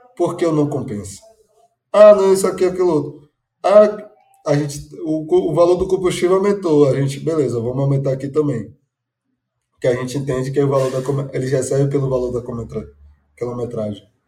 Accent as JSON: {"language": "Portuguese", "town": "Salvador", "region": "Bahia", "country": "Brazil", "said": "sou baiano de Salvador"}